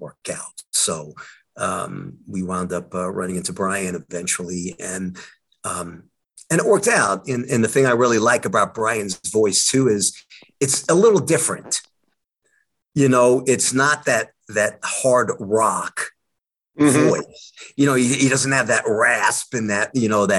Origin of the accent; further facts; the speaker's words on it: Long Island, New York, United States; I'm from Long Island, New York